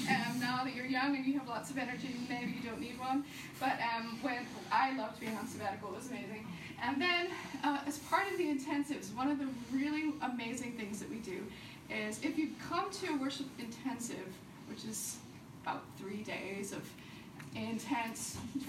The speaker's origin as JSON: {"language": "English", "country": "United States", "tie": "born there", "first_language": "de", "second_language": "English", "said": "I am American by birth. My parents were missionaries, so I've lived a few different places. So my accent kind of comes and goes. If I start speaking German all of a sudden, that was my first language for a while."}